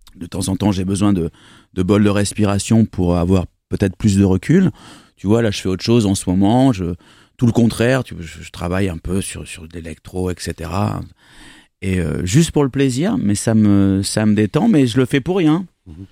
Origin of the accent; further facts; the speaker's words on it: Bordeaux, Nouvelle-Aquitaine, France; also born or lived in Bergerac; je suis bordelais